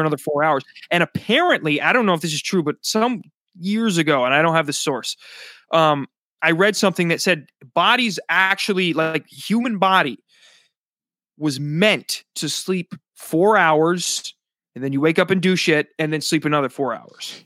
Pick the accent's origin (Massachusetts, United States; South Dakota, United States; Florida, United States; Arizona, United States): South Dakota, United States; now in New Jersey, United States; my home state, 'cause I'm not from New Jersey. I live in New Jersey now, but I'm from South Dakota.